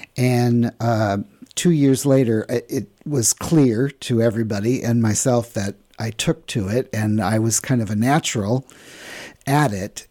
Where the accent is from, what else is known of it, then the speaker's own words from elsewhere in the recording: St. Louis, Missouri, United States; moved away; also born or lived in New York; my hometown here